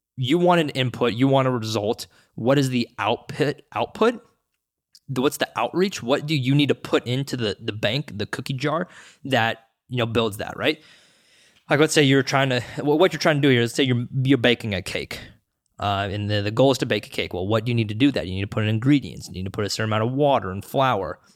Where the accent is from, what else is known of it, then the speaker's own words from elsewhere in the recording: Seattle, Washington, United States; I grew up in the Seattle, Washington